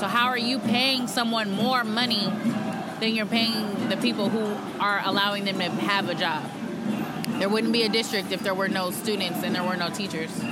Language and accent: English; Oakland, California, United States; I was born and raised in Oakland